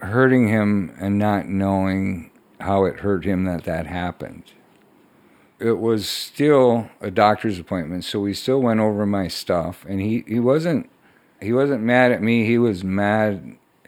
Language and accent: English; Dawson, Minnesota, United States; I've been here my whole life, born and raised in Dawson, Minnesota